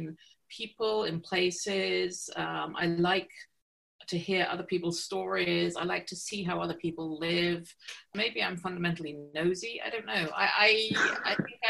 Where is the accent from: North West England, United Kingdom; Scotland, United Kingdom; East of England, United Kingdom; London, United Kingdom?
East of England, United Kingdom; Stapleford; now in Toronto, Canada; So I was born just outside of Cambridge, England. So I was born in a little village called Stapleford. And that's where I grew up